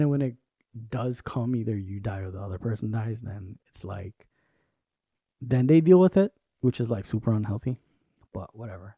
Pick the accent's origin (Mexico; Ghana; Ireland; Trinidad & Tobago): Trinidad & Tobago; moved away; I grew up in Trinidad with my mom